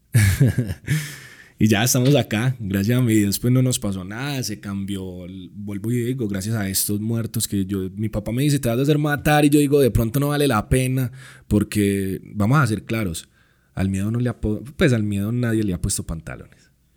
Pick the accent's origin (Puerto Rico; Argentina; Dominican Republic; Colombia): Colombia; moved away as an adult; now in Mexico; parto de mi país, de mi tierra, dejando pues mi familia, mi hija este, mi música